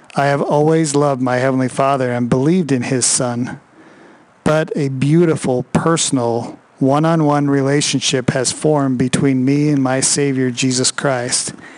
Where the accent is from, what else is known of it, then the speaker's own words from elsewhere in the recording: Northern Idaho, United States; we're two knuckleheads from Northern Idaho.